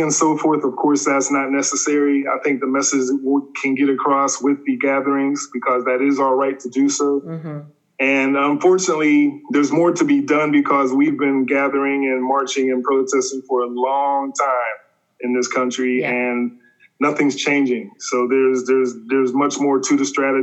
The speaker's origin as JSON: {"language": "English", "town": "Pittsburgh", "region": "Pennsylvania", "country": "United States", "tie": "born or raised there", "moved": "as an adult", "lives_now": "Los Angeles, United States", "said": "I grew up in Pittsburgh, Pennsylvania"}